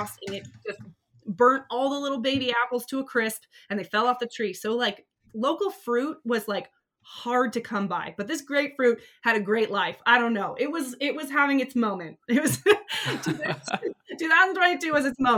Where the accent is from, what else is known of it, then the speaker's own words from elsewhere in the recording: Santa Cruz, California, United States; I'm from Santa Cruz. I grew up by the ocean my whole life